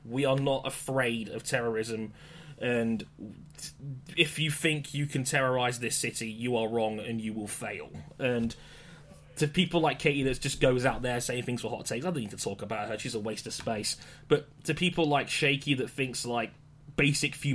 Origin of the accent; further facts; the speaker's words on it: London, United Kingdom; I'm from London, and many people know that I'm from London, and if you've watched the news in recent times, it's not been the best of weeks for our hometown